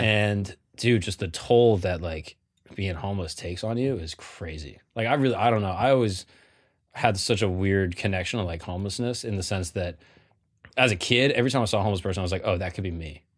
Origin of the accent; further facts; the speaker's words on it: Florida, United States; I grew up in Florida with my, my large family